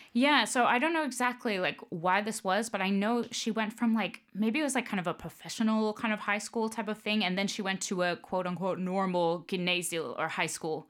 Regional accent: Tampa, Florida, United States; moved away; family's from New York, but I grew up, uh, in Florida, in Tampa.

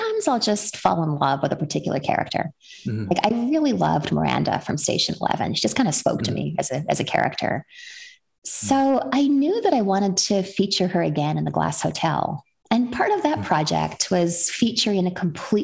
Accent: Western Canada, Canada; moved away as an adult; now in United States; I was born and raised in Western Canada and then immigrated to the United States as a young adult.

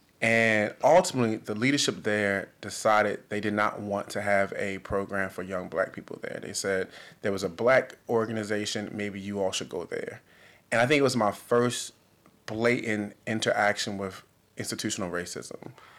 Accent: Baltimore, Maryland, United States; born or raised there

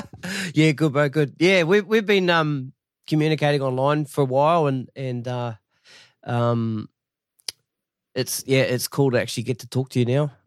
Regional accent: Masterton, Wellington, New Zealand; I'm from Masterton originally

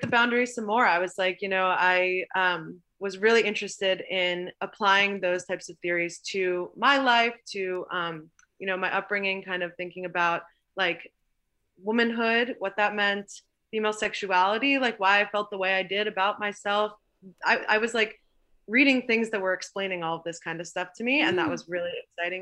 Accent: Long Island, New York, United States; I grew up on Long Island

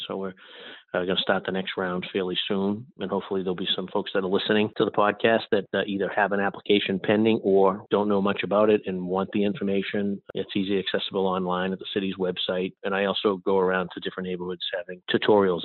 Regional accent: Boston, Massachusetts, United States; I was born and raised in Boston, specifically uh, South Boston, uh, the old harbor projects

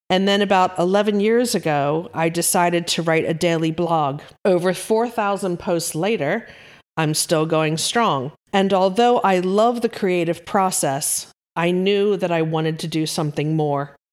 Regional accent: East Coast of America, United States; moved away as an adult; also born or lived in Yorkshire, England; now in United Kingdom; Born and raised on the East Coast of America, I planted my roots in the Yorkshire countryside of England about thirty-ish years ago

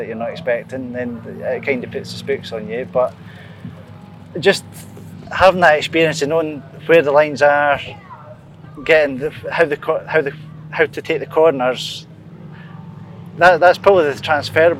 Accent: Scotland, United Kingdom; being a Scotsman

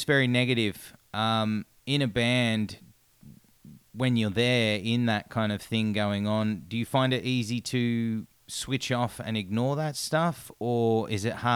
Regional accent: Australia; as an Australian

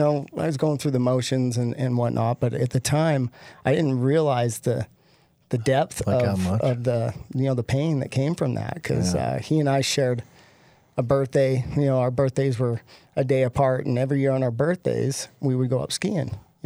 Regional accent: Salt Lake City, Utah, United States; I grew up in Salt Lake.

